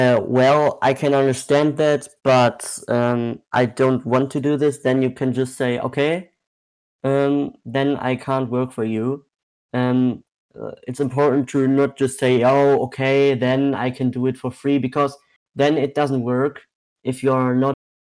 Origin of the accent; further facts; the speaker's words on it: Germany; I'm from Germany.